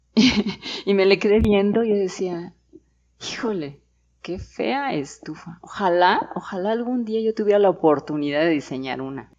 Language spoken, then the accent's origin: Spanish; Mexico City, Mexico; now in Querétaro, Mexico; Yo nací en la Ciudad de México